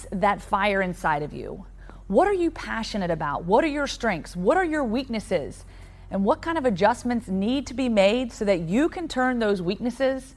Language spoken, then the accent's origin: English; Roanoke, Virginia, United States; the quiet suburban neighborhood that I grew up in Roanoke, Virginia.